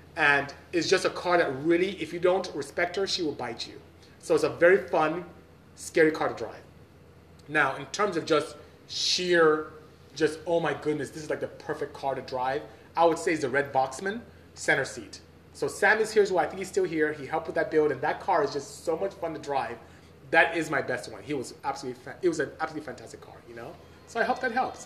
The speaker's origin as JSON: {"language": "English", "area": "Obuduku", "region": "Imo", "country": "Nigeria", "also_born_or_lived": "Aba, Nigeria", "said": "I'm from the south, southeast. So um, I live in a city called Aba in Imo State and I'm from Obuduku, which is in Imo State as well."}